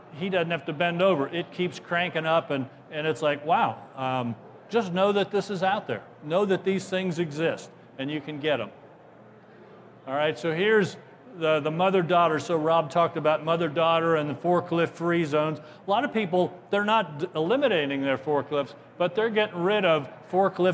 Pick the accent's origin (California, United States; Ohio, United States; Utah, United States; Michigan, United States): Ohio, United States; I'm from Ohio